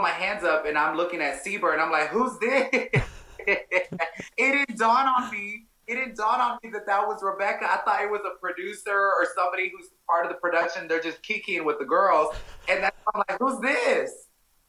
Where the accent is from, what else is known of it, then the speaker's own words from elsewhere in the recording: Dallas, Texas, United States; I'm from Dallas